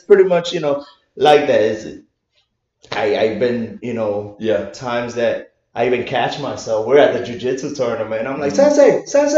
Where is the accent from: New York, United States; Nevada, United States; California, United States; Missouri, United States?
Nevada, United States; Las Vegas; also born or lived in Puerto Rico; now in North Carolina, United States; I had my preteen teens in Las Vegas, and then I moved down to North Carolina